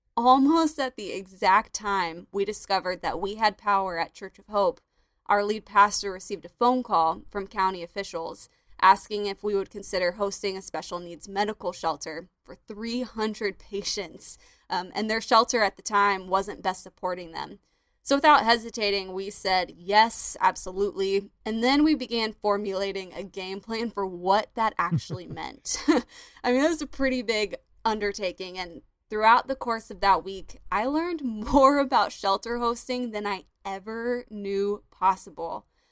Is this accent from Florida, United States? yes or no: yes; Florida, United States; my home state, Florida